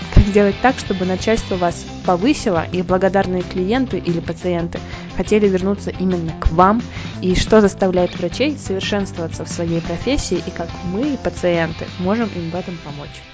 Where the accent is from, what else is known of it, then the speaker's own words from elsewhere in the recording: Podolsk, Moscow Oblast, Russia; Мы с тобой из Подольска, а он находится совсем недалеко от Москвы.